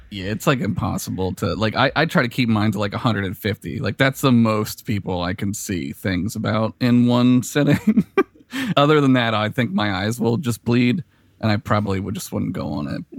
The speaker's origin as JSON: {"language": "English", "town": "Philadelphia", "region": "Pennsylvania", "country": "United States", "tie": "born or raised there", "said": "I'm from Philly"}